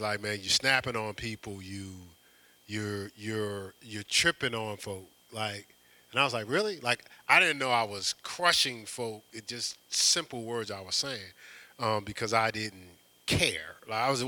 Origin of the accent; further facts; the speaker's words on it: Newark, New Jersey, United States; growing up in Newark, New Jersey